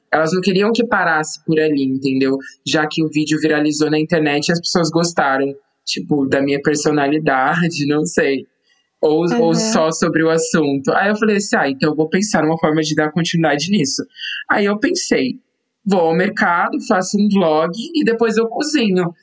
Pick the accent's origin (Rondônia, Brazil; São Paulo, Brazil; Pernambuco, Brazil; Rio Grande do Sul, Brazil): São Paulo, Brazil; São José dos Campos; moved away as an adult; also born or lived in Extrema, Minas Gerais; now in United Kingdom; eu sou natural de São José dos Campos, interior de São Paulo